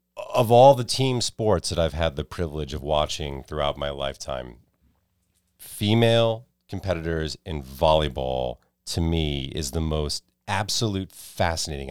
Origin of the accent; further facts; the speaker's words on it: United States; Growing up outside New York City